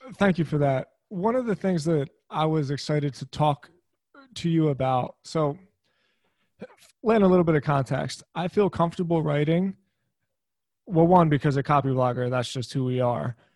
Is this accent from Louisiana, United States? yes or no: no; Philadelphia, Pennsylvania, United States; first language English; we grew up in Philly